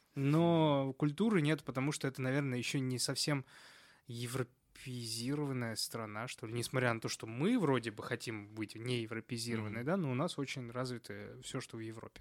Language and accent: Russian; Moscow, Russia; я из Москвы